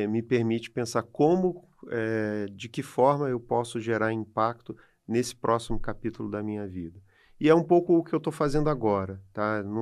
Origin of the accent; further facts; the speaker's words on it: Brazil; E aí, enfim, a gente é brasileiro, a gente sabe das deficiências que o país tem, das limitações é, que existem.